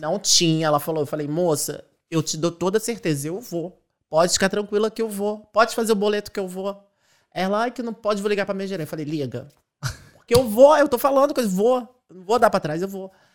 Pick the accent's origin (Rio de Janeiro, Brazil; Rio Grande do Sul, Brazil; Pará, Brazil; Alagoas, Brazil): Rio de Janeiro, Brazil; moved away as an adult; now in Ireland; Eu sou de Acari, uma favela lá do Rio de Janeiro, Zona Norte